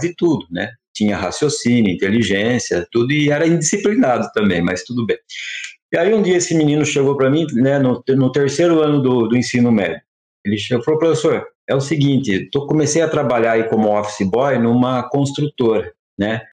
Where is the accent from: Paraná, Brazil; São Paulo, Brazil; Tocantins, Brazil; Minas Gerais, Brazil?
São Paulo, Brazil; Campinas; numa escola pública né, da, da periferia de Campinas que foi a escola que, inclusive, onde eu cresci